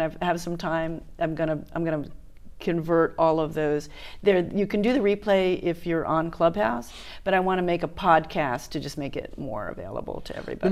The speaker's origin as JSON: {"language": "English", "town": "Miami", "region": "Florida", "country": "United States", "tie": "born or raised there", "also_born_or_lived": "New York / Los Angeles", "moved": "as an adult", "lives_now": "Hawaii, United States", "said": "I grew up in Miami, so I moved there when I was four"}